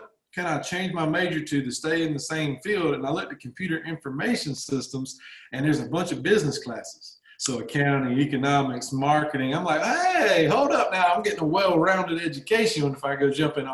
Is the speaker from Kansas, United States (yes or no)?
no; Georgia, United States; accent: Southern